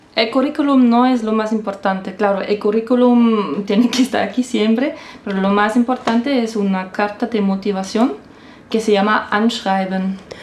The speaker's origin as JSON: {"language": "Spanish", "town": "Saarbrücken", "region": "Saarland", "country": "Germany", "tie": "born or raised there", "accent": "Saarland dialect", "second_language": "Spanish", "moved": "yes", "lives_now": "Stuttgart, Germany", "said": "yo no nací en Stuttgart, eso es muy importante. Yo estoy viviendo en Stuttgart, pero yo nací en Saarbrücken y acá el dialecto es salendish"}